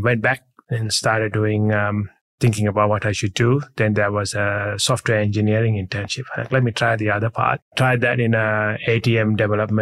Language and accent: English; Sri Lanka; moved away as an adult; also born or lived in Dundee, Scotland; I was born and raised in Sri Lanka